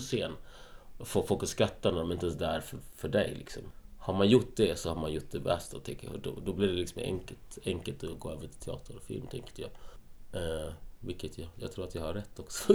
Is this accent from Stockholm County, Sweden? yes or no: no; Malmö, Skåne, Sweden; moved away as an adult; also born or lived in Gothenburg / Ljungby / Helsingborg; Jag är uppvuxen i Malmö.